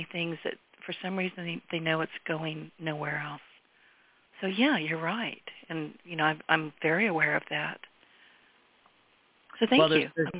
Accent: San Francisco Bay Area, California, United States; also born or lived in Louisiana (Cajun country); now in Louisiana, United States; I was born and raised in the San Francisco Bay Area. Everybody's in a hurry. They're always busy. They don't make eye contact. I moved to the South

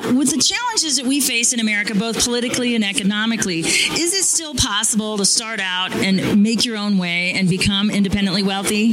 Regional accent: Phoenix, Arizona, United States; I'm from Phoenix

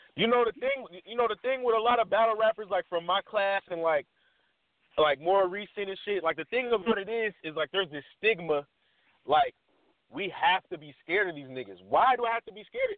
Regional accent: Washington, United States; I'm from Washington

